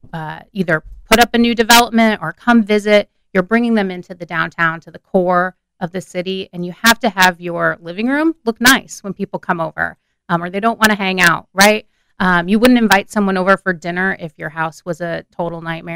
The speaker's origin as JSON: {"language": "English", "town": "Normal", "region": "Illinois", "country": "United States", "said": "I am from Normal, Illinois."}